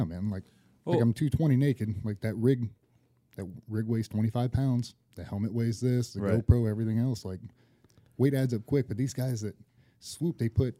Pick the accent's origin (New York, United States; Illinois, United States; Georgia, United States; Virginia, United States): Virginia, United States; near Norfolk; I grew up 20 minutes on the road.